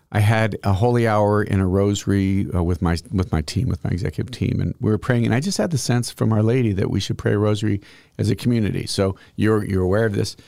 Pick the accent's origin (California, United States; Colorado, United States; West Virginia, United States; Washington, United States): Colorado, United States; northeast; moved away; I'm obviously from Colorado, but northeast Colorado